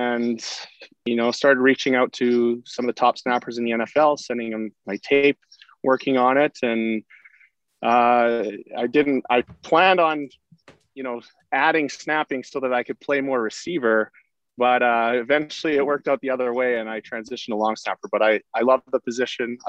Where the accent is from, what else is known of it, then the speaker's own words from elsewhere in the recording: Sherwood Park, Alberta, Canada; I grew up in Sherwood Park